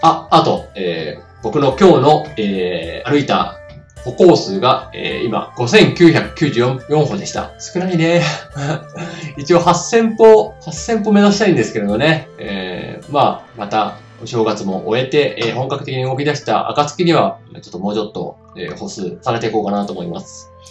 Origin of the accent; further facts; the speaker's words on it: Ishikawa, Japan; 僕は、えー、石川県の出身なん、出身というか、今も住んでるんですけれど